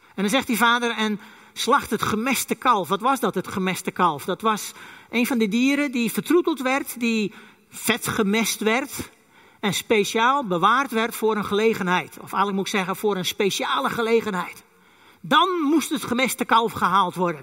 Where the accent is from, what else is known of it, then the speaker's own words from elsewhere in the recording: Friesland, Netherlands; first language West Frisian; Dutch is a second language; Ik ben een echte Fries